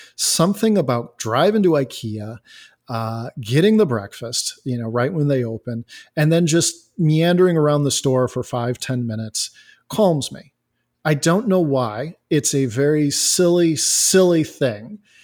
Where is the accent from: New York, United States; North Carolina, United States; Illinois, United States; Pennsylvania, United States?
Illinois, United States; Elgin; I am from Elgin, Illinois.